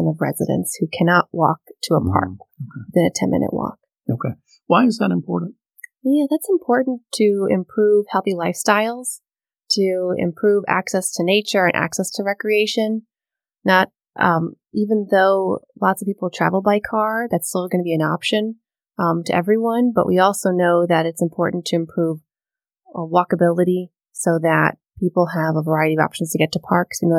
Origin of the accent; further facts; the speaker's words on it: Miami, Florida, United States; So I hail from Miami, Florida.